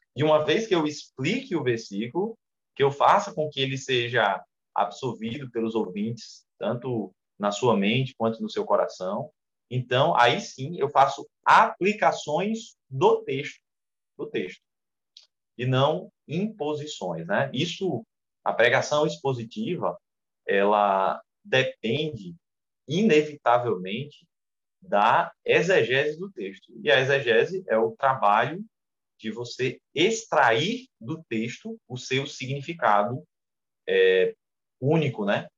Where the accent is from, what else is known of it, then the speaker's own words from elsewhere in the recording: Boa Vista, Roraima, Brazil; also born or lived in Rio Grande do Norte; now in Parnamirim, Brazil; a segunda igreja presbiteriana de Boa Vista, Roraima, que foi onde eu nasci, eu nasci lá em Roraima, moro no Rio Grande do Norte há muitos anos, mas nasci em Roraima.